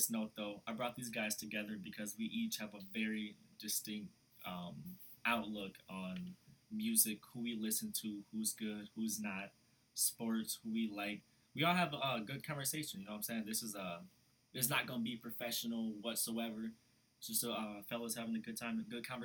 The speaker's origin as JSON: {"language": "English", "region": "Minnesota", "country": "United States", "tie": "born or raised there", "said": "We are stationed here in Minnesota. Uh, born and raised in Minnesota."}